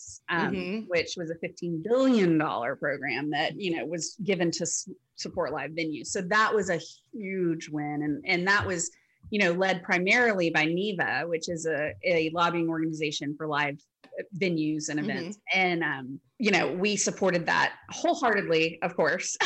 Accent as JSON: {"language": "English", "town": "Memphis", "region": "Tennessee", "country": "United States", "tie": "born or raised there", "said": "I grew up in Memphis, so St. Jude was always around."}